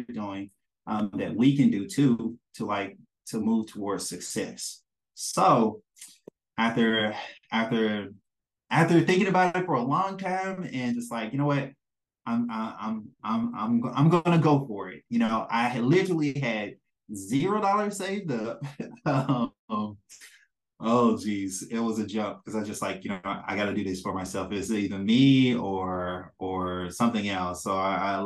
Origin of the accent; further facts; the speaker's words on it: Mississippi, United States; now in Maryland, United States; I'm a man from Mississippi